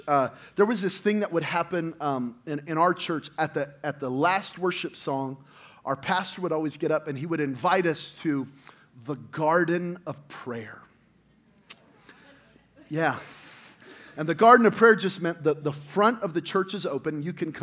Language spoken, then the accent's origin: English; New Mexico, United States; I'm from New Mexico